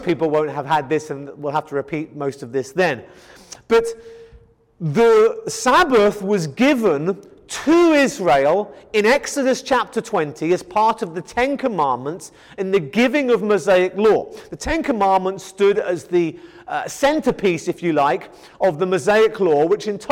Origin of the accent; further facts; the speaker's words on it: Kent, South East England, United Kingdom; moved away; I come from England in the county of Kent, where there is wheat field after wheat field after wheat field